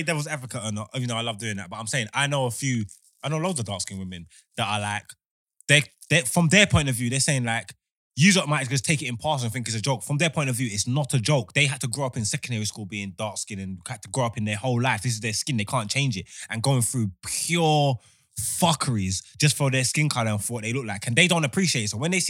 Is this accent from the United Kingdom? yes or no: yes; London, United Kingdom; we grew up in Hackney, bro, in our environment, in our hood.